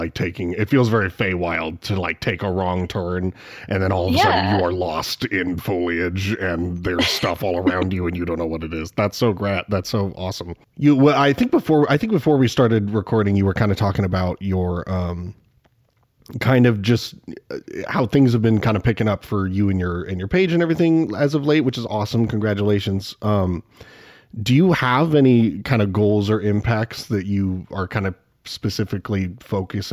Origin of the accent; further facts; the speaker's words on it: Spokane, Washington, United States; I am from Spokane, unfortunately the boring side of Washington, but I am from Washington